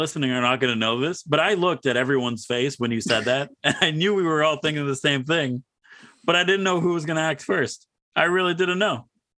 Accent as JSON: {"language": "English", "country": "Canada", "said": "we're from Canada."}